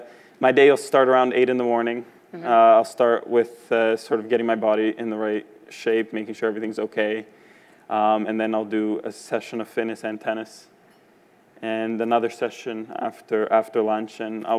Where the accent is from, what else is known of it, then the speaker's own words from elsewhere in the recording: Canada; being successful as a Canadian